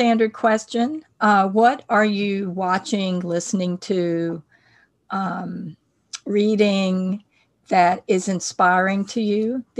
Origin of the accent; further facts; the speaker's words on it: eastern North Carolina, United States; Bladen County, North Carolina, which is in my hometown territory. I'm about 2 hours north of there.